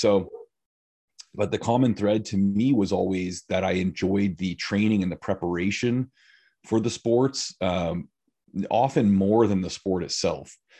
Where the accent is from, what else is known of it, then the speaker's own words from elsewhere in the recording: California, United States; moved away as an adult; now in Central Oregon, United States; I grew up in California. Okay. I lived in five or six different areas from southern